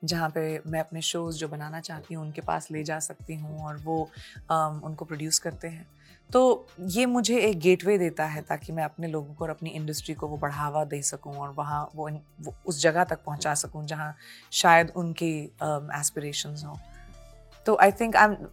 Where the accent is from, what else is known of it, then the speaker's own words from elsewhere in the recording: Punjab, India; देखिए मैं पंजाबी हूँ